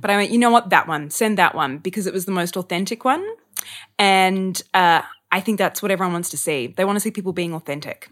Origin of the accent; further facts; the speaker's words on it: Sydney, New South Wales, Australia; moved away as an adult; also born or lived in Melbourne; I'm from Sydney